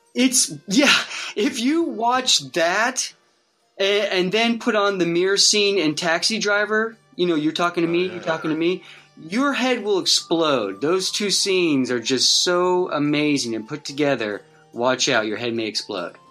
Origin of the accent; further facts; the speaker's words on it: Wichita, Kansas, United States; my hometown of Wichita, Kansas. I was just like a little kid